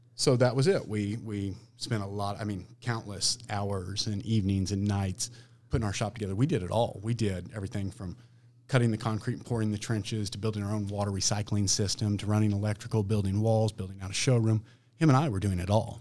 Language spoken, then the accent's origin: English; Olathe, Kansas, United States; I'm from Olathe. I've got a pretty good friends and family base in Olathe